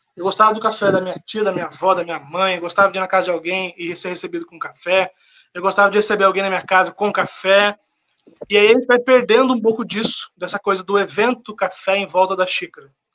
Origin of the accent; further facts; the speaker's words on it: São José dos Campos, São Paulo, Brazil; also born or lived in Paraíba; resolvi voltar para São José dos Campos, que é a minha cidade. Sou do interior de São Paulo, São José dos Campos